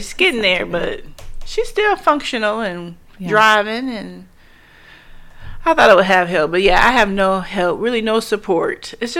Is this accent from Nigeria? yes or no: no; Michigan, United States; moved away; I'm from Michigan